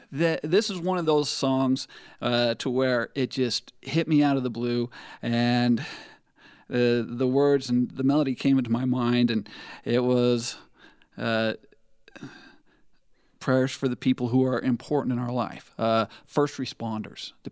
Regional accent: Eastland, Utah, United States; I am from Eastland, Utah, which is a suburb of Monticello, Utah.

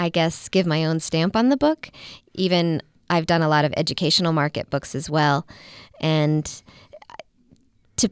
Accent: Midwest, United States; moved away; I grew up in the Midwest.

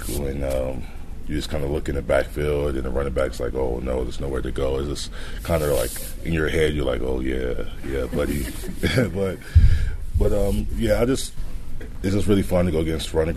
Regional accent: Texas, United States; moved away as an adult; growing up in Texas

